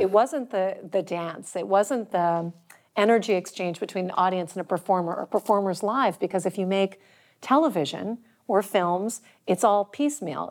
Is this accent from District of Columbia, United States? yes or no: yes; Washington, District of Columbia, United States; moved away; also born or lived in Chicago; I grew up in Washington, D C